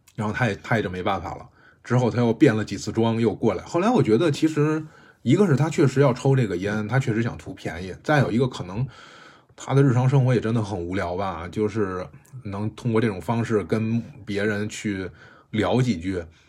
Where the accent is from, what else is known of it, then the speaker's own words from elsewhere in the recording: Beijing, China; 我在胡同里长大的